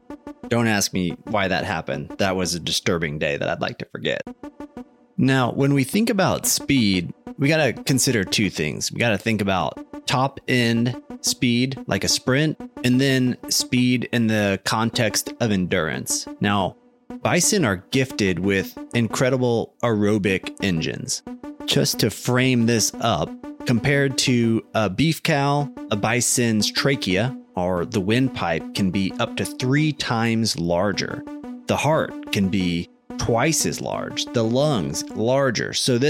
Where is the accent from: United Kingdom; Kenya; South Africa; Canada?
Canada; I am Canadian and I only think in kilometers per hour.